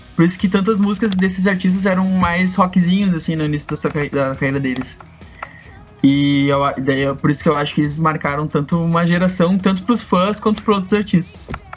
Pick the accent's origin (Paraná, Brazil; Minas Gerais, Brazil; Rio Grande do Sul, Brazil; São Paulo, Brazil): Rio Grande do Sul, Brazil; Rio Pardo; lá na minha cidade, Rio Pardo, a gente usa essa expressão fado para falar de músicas que são muito boas